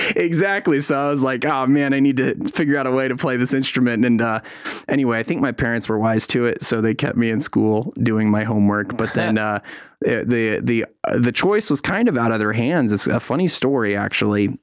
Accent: San Francisco Bay Area, California, United States; moved away as an adult; also born or lived in Durham, North Carolina; now in North Carolina, United States; I grew up in the San Francisco Bay Area

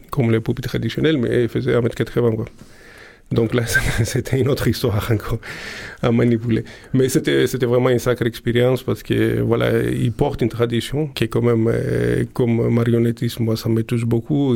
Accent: Greece; moved away as an adult; also born or lived in Prague; quand je suis parti de Grèce

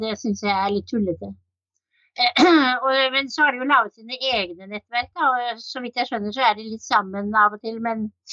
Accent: Oslo, Norway; moved away as an adult; now in Kragerø, Norway; Jeg er født og oppvokst i Oslo

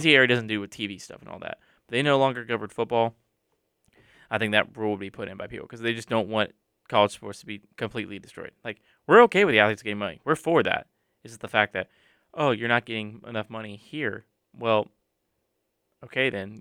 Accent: Charlotte, North Carolina, United States; I grew up with the Panthers in Charlotte

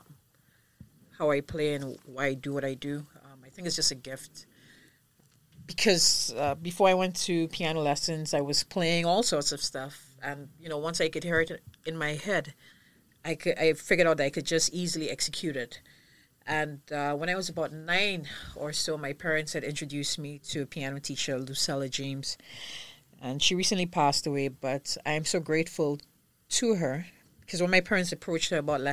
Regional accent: St. Lucia; moved away as an adult; now in Barbados; I was born in St. Lucia, but my mom's Bajan and my dad's St. Lucian

